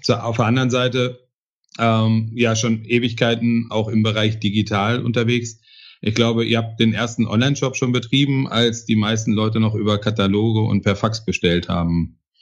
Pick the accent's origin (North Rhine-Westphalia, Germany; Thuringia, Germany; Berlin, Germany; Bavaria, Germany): North Rhine-Westphalia, Germany; Bochum; Meine Heimatstadt Bochum